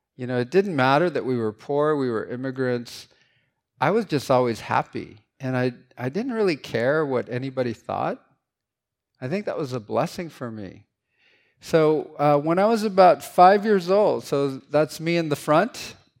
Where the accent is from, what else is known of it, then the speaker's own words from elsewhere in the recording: San Francisco, California, United States; English is a second language; I grew up in San Francisco, N, and not in a, in a kind of a sketchy neighborhood